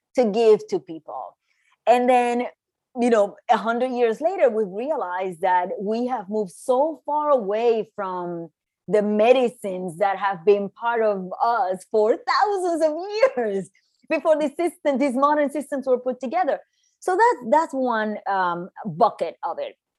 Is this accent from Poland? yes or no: no; Puerto Rico; moved away as an adult; also born or lived in New York; I was born and raised in Puerto Rico. And I moved to New York in my early 20s